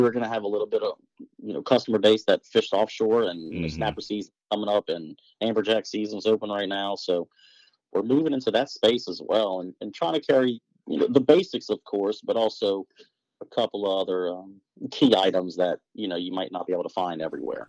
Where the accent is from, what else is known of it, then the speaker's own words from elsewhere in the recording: Lake Pontchartrain, Louisiana, United States; moved away; I'm born and raised in Lake Pontchartrain